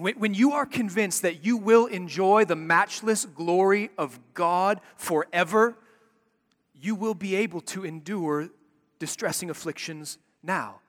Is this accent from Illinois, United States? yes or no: yes; Chicago, Illinois, United States; When I was a kid growing up in Chicago